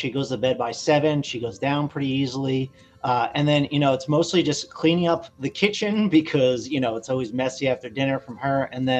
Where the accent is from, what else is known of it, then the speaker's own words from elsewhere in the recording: New Jersey, United States; So I'm from New Jersey.